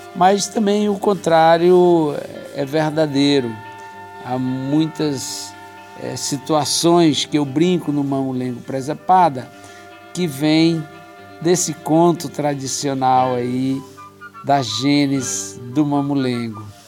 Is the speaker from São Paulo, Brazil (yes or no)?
no; Brasília, Federal District, Brazil; eu nasci aqui na, em Brasília, né? Eu, na Cidade Livre, que hoje se chama Núcleo Bandeirante, e vivi minha vida toda aqui, Taguatinga, Ceilândia